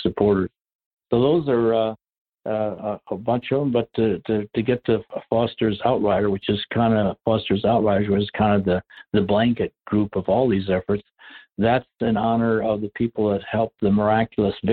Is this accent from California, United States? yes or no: no; Rice Lake, Wisconsin, United States; moved away; my hometown of Rice Lake, Wisconsin. It's a very small community, 5,000 people when I grew up